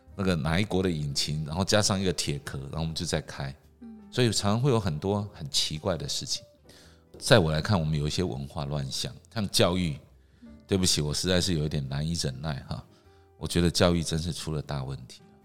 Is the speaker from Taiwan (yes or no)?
yes; Taiwan; 我生长在台湾，我是台湾人